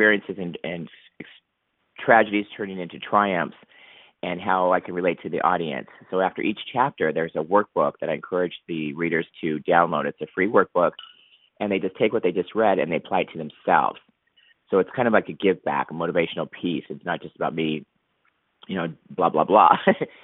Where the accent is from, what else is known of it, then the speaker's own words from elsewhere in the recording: Huntington Beach, California, United States; my hometown of Huntington Beach, California